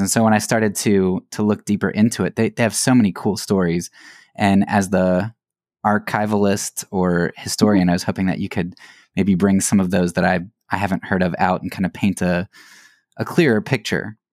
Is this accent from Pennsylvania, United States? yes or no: yes; Lancaster County, Pennsylvania, United States; I grew up in Pennsylvania, Lancaster County, area